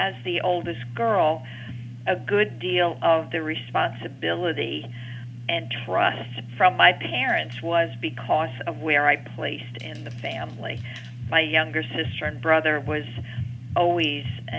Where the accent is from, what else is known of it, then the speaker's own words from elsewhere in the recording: New York City, New York, United States; I'm a New Yorker, raised in Queens in the town of Jackson Heights